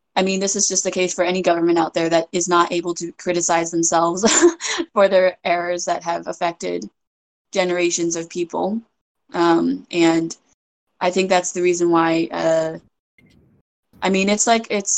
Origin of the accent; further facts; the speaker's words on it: United States; also born or lived in China; my experience being raised in America